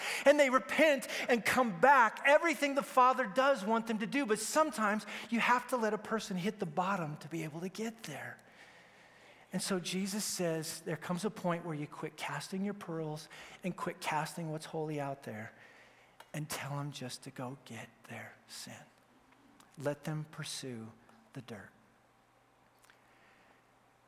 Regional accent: Wyoming, United States; I grew up in Wyoming, and so we have more cattle than people

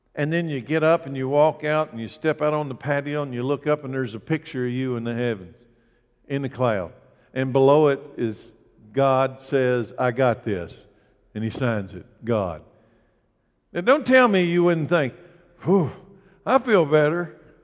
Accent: United States; I grew up in Anderson County

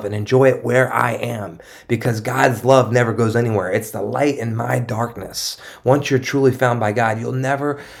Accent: East Coast, United States; now in San Diego, United States; I'm from the East Coast

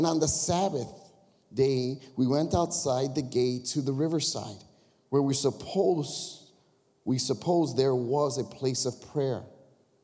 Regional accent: Chicago, Illinois, United States; we're from Chicago area

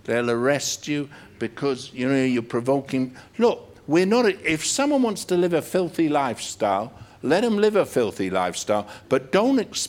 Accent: United Kingdom; We're British.

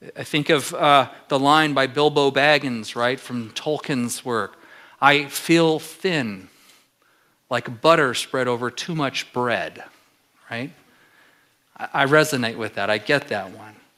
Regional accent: Southern California, United States; now in Alaska, United States; I'm from Southern California

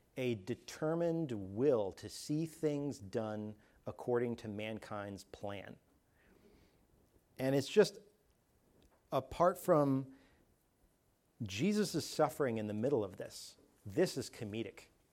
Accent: Canada; moved away; I'm from Canada where it's not that hot at all the time

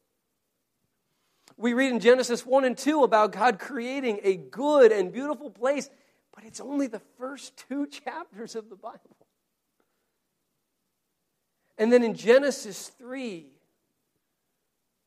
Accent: United States; an American citizen

